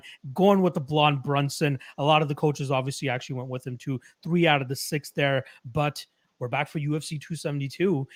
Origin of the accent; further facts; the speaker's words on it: Toronto, Ontario, Canada; I'm from Toronto myself, so I definitely feel all that that snow and stuff